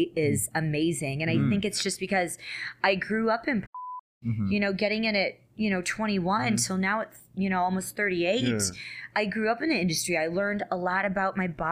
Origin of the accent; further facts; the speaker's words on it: Richmond, Virginia, United States; moved away as an adult; also born or lived in upstate New York / California; I'm originally from upstate New York, but grew up in Richmond, Virginia. Right. So I grew up in the South